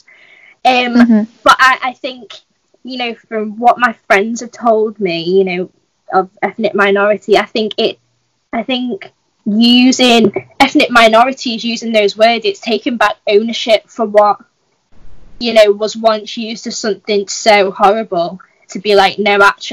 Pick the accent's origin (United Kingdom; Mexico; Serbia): United Kingdom; I'm 18, and I identify as white British